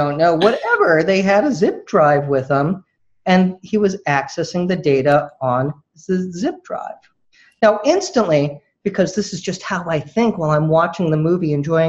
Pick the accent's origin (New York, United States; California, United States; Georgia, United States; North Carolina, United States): California, United States; the Bay Area; I grew up in the Bay Area.